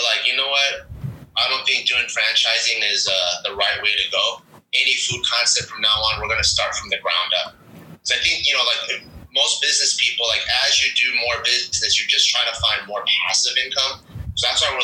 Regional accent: Los Angeles, California, United States; I grew up in LA in the San Gabriel Valley during like the late 90s, early 2000s.

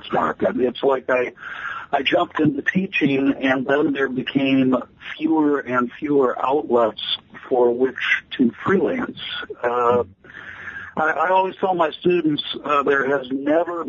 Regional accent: Chicago, Illinois, United States; moved away as an adult; also born or lived in Austin, Texas; now in Des Moines, United States; I come from the Chicago area, the western suburbs of Chicago

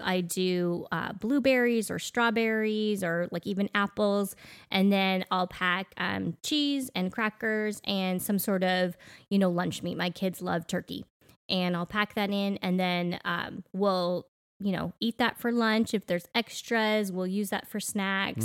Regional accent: Canada; moved away as an adult; now in Middle Tennessee, United States; growing up in Canada

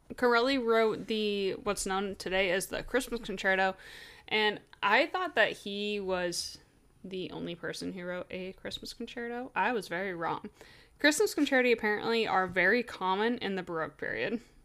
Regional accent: United States; I'm American

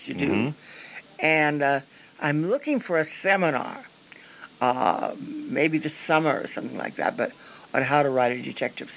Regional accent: Peoria, Illinois, United States; moved away; I came from Peoria

